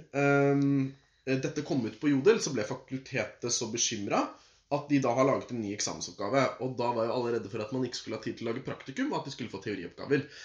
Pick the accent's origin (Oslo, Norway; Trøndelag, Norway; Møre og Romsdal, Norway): Oslo, Norway; Jeg ble født en eh, aprildag på Aker sykehus. Ja. Jeg er fra Oslo.